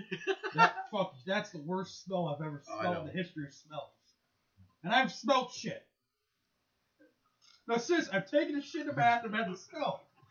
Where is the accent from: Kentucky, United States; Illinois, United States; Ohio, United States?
Illinois, United States; And I'm from Illinois.